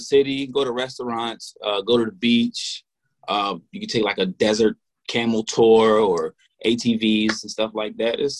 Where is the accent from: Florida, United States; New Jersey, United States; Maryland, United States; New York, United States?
Maryland, United States; Cambridge; now in Oklahoma City, United States; I'm originally from Cambridge, Maryland. I am out of OKC right now.